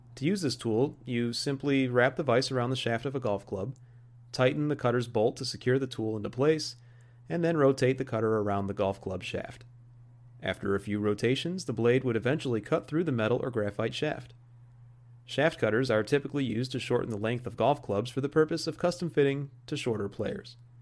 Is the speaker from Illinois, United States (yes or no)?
yes; Joliet, Illinois, United States; my account of growing up in my hometown and working at a private country club